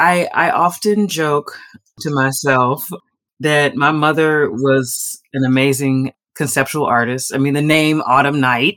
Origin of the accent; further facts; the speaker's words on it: Houston, Texas, United States; moved away as an adult; now in Rome, Italy; I'm from Houston, Texas.